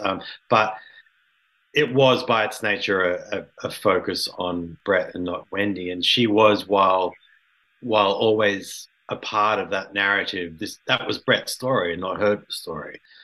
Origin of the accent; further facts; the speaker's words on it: Sydney, New South Wales, Australia; I'm from Sydney